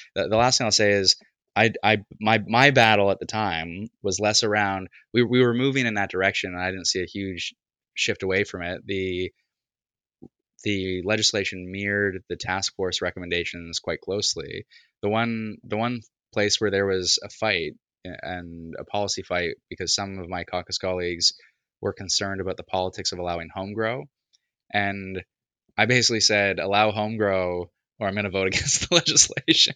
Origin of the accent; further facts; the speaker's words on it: Toronto, Ontario, Canada; where I grew up in Beaches East York here in the east end of Toronto